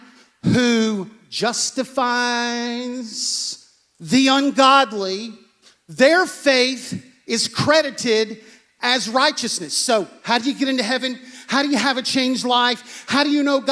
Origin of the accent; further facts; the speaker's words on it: United States; We come from America. We work with our hands.